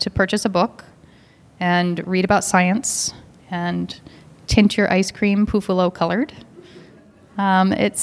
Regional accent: Seattle, Washington, United States; I grew up in Seattle

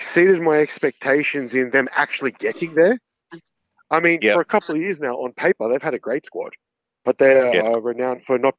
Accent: Castle Hill, New South Wales, Australia; I grew up in Castle Hill. So, my local Woolies at Dural.

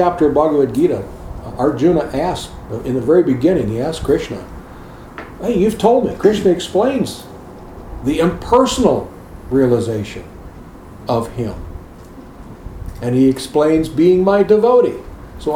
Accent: United States; in America, we're conditioned to drive on the right side of the road

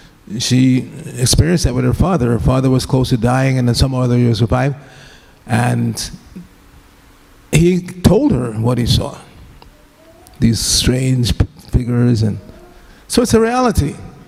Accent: Gujarat, India; I'm from Gujarat, and there's this well-known Gujarati speaker

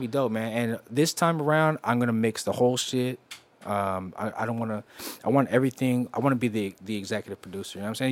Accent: West Coast, United States; I'm from the West Coast

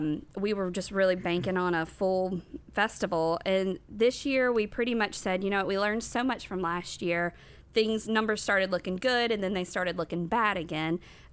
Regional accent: Rock Hill, South Carolina, United States; I was born and raised here in Rock Hill.

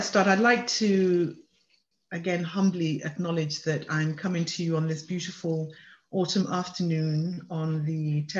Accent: England, United Kingdom; born or raised there; moved away as an adult; also born or lived in Nigeria; now in Canada

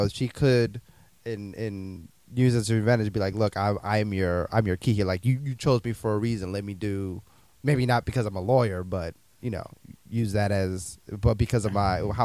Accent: Maryland, United States; Yo, I grew up in Maryland, but my parents were born in the Dominican Republic

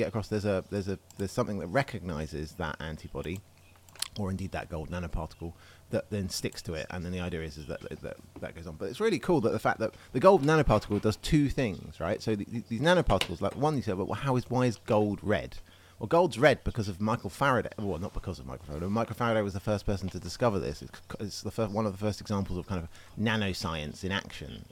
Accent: England, United Kingdom; as an Englishman

